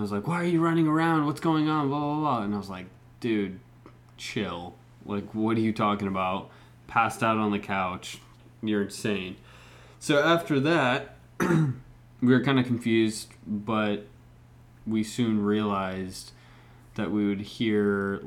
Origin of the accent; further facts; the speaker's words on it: Mexico; moved away; also born or lived in Bend, Oregon; raised in Mexico